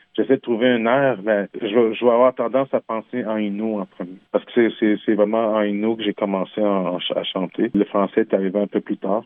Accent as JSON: {"language": "French", "region": "Quebec", "country": "Canada", "tie": "born or raised there", "first_language": "French", "said": "j'ai grandi au Québec dans un petit village qui s'appelle Manceau. j'ai grandi dans un village québécois"}